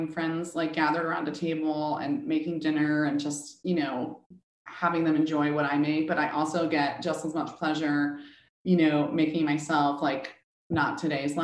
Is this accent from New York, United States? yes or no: yes; Rockland County, New York, United States; also born or lived in Manhattan, New York City; I was born in the city, and then my parents moved to the suburbs to Rockin County